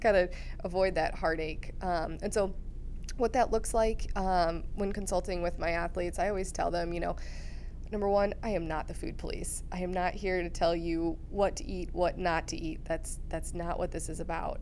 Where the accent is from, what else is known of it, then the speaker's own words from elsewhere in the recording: Iowa, United States; moved away as an adult; also born or lived in Missouri; I grew up in Iowa